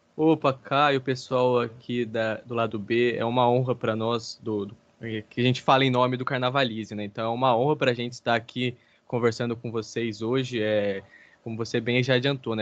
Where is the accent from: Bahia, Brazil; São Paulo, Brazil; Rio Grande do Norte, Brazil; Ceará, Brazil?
São Paulo, Brazil; Guaratinguetá; now in Rio de Janeiro, Brazil; eu sou lá do interior de São Paulo, de Guaratinguetá. Agora, atualmente, eu resido aqui no Rio de Janeiro